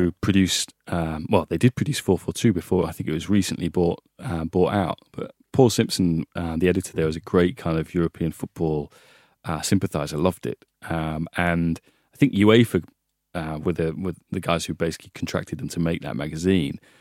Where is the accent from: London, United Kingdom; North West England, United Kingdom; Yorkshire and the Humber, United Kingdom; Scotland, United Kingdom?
Yorkshire and the Humber, United Kingdom; Hull; moved away; also born or lived in Italy; I grew up in Hull